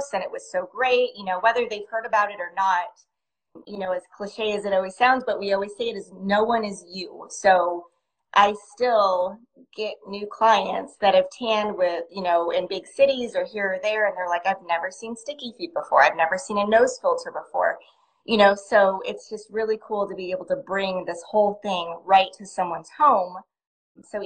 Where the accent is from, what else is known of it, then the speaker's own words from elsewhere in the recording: near Chicago, Illinois, United States; also born or lived in Texas; I was born in Texas, but I grew up in near Chicago in Illinois.